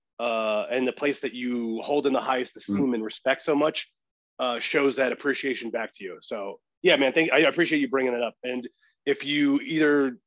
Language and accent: English; Colorado, United States; moved away as an adult; now in West Coast, United States; I lived in Colorado for almost my entire life